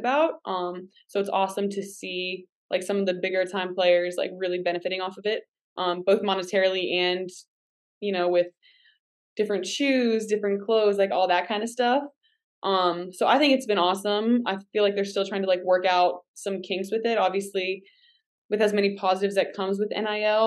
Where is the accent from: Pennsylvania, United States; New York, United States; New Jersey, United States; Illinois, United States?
Pennsylvania, United States; Pittsburgh; moved away; I am from the Pittsburgh area